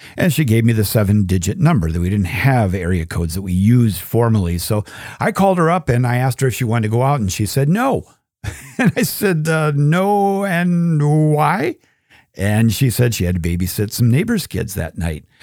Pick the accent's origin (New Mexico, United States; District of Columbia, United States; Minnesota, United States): Minnesota, United States; I was raised Catholic in Minnesota